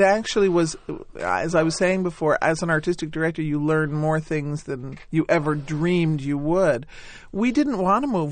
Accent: New Haven, Connecticut, United States; I'd been in those shows growing up in New Haven in the synagogue

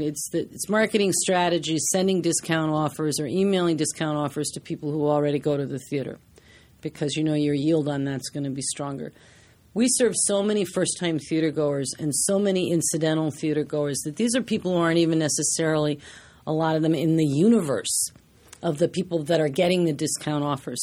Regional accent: Washington, District of Columbia, United States; now in New York, United States; I grew up in Washington, D C, and I took theater classes.

